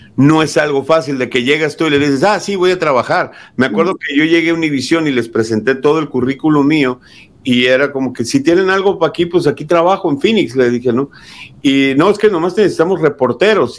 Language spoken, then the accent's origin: Spanish; Mexico; moved away as an adult; now in United States; Yo soy nacido aquí en Estados Unidos, fui criado en México y a mis 28 años decido venirme a Estados Unidos